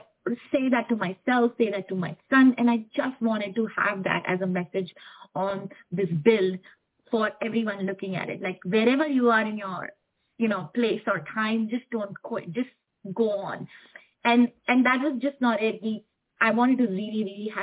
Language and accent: English; India; now in Houston, United States; I'm an Indian, and I want to, you know, really honor where I come from, where I belong.